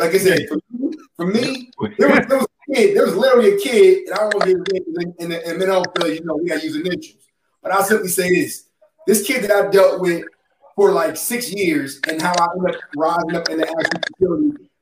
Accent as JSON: {"language": "English", "region": "New York", "country": "United States", "said": "I'm from New York"}